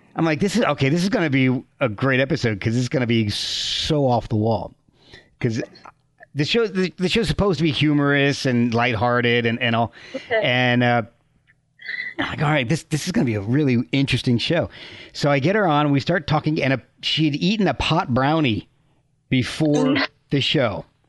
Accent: Branchburg, New Jersey, United States; moved away as an adult; also born or lived in Scotch Plains, New Jersey / Rochester; I lived in uh, Branchburg from okay. uh, fourth grade through when I went to Rochester for college

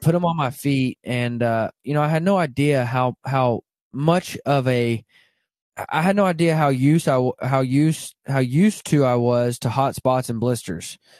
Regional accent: Arkansas, United States; now in Kansas, United States; I grew up in Arkansas, and, uh, now I live in Kansas

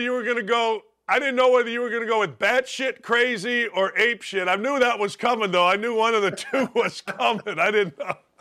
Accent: Gary, Indiana, United States; I grew up in Gary

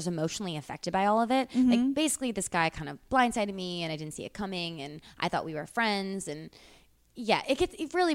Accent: Midwest, United States; I'm from the Midwest

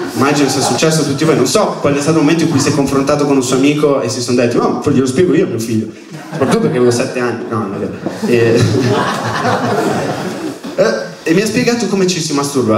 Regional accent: Milan, Lombardy, Italy; accent: Milanese

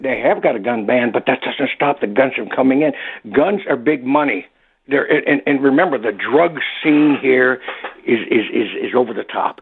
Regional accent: Detroit, Michigan, United States; now in Toronto, Canada; growing up in the Detroit area and watching, living there the year of the riot

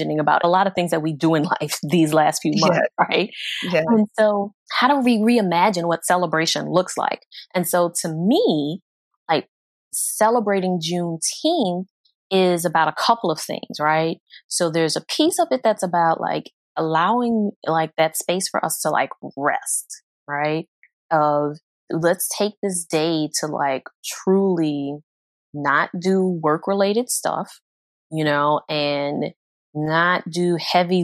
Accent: New Orleans, Louisiana, United States; moved away as an adult; now in Houston, United States; I wasn't in the Houston area until later on in adulthood, but growing up in New Orleans

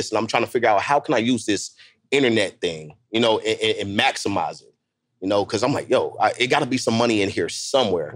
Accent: Tampa, Florida, United States; I'm from Tampa, Florida

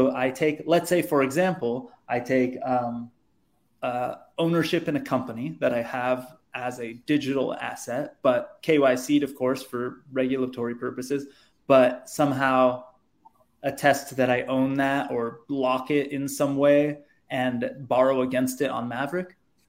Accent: United States; if I want to borrow against my Bitcoin on Celsius, using Celsius as an example, I can't because I'm American.

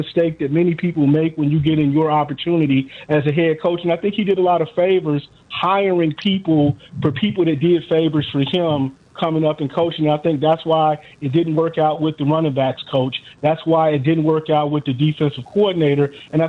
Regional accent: Chicago, Illinois, United States; I grew up in Chicago.

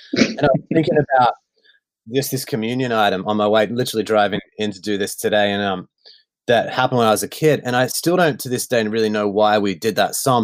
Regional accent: Melbourne, Victoria, Australia; I grew up in uh, Melbourne, Victoria, in the northwestern suburbs

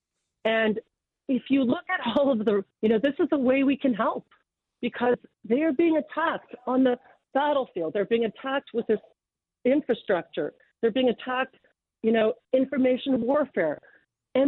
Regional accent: London, Ontario, Canada; I'm from London, Ontario. I was born in London

